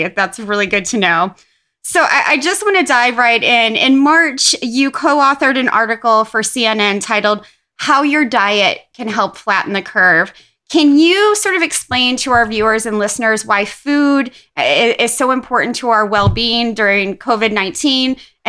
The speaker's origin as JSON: {"language": "English", "region": "Midwest", "country": "United States", "said": "we're both from the Midwest."}